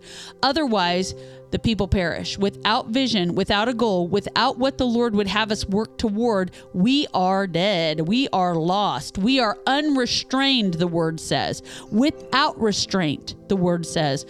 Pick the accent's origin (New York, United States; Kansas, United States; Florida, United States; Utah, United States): Kansas, United States; Topeka; moved away as an adult; now in Louisville, United States; I'm from, my hometown is just an hour outside of Kansas City in Topeka, Kansas